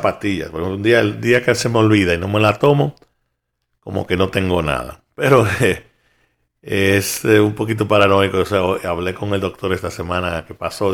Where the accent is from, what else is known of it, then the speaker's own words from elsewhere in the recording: New York, United States; yo como soy de Nueva York